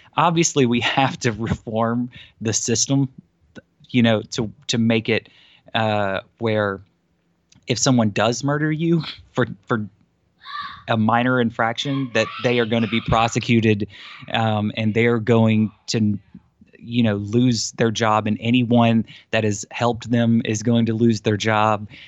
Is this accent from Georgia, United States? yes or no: yes; South Georgia, United States; from my hometown and the counties next to me